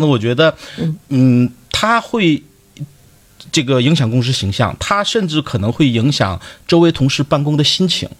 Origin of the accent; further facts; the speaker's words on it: Dalian, Liaoning, China; accent: Dalian dialect; 用我们大连话讲